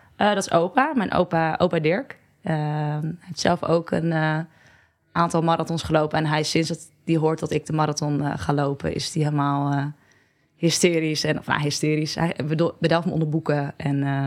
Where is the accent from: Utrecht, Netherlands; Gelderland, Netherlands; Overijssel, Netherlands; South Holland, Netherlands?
Gelderland, Netherlands; Barneveld; now in Amsterdam, Netherlands; ik uit het klein dorpje Barneveld kom, waar ik ook heel trots op ben